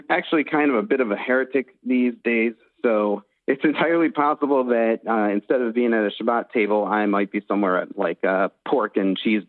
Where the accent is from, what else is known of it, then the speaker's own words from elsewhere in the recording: Buffalo, New York, United States; also born or lived in Israel; now in Berlin, Germany; I did experience some anti-Semitism growing up in Buffalo, New York in the 80s and the 90s.